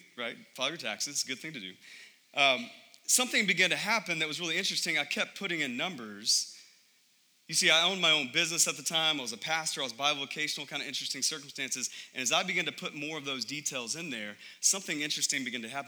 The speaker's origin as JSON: {"language": "English", "country": "United States", "said": "I love being an American"}